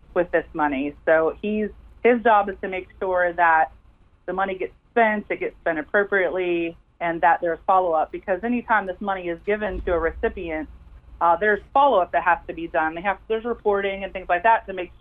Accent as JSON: {"language": "English", "town": "Wheeling", "region": "West Virginia", "country": "United States", "tie": "born or raised there", "moved": "yes", "lives_now": "Huntington, United States", "said": "I grew up outside of Wheeling"}